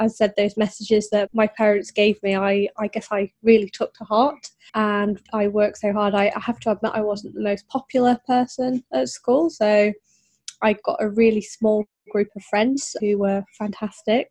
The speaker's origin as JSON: {"language": "English", "region": "Yorkshire and the Humber", "country": "United Kingdom", "tie": "born or raised there", "said": "I grew up in North Yorkshire"}